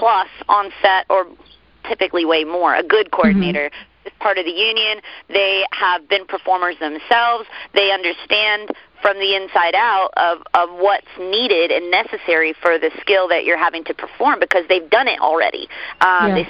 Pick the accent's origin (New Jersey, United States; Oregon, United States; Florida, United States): Florida, United States; Orlando; growing up in Florida, we're kind of backwood folks